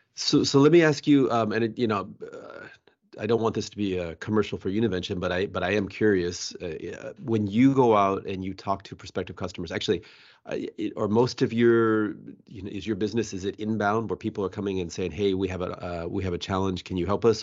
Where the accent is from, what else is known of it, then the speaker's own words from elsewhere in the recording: Bellevue, Washington, United States; I was born and raised here